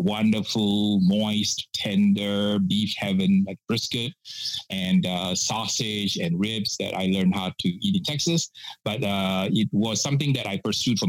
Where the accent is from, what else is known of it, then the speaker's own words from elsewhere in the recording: Penang, Malaysia; moved away as an adult; also born or lived in Singapore; now in United States; I grew up in Malaysia and from the island of Penang.